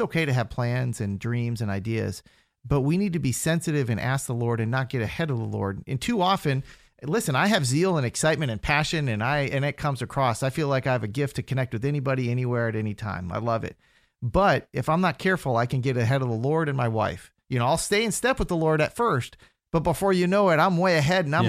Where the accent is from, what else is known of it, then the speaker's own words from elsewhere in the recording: Minnesota, United States; moved away as an adult; also born or lived in Fargo, North Dakota / Brazil; now in Central Florida, United States; originally I'm from Minnesota.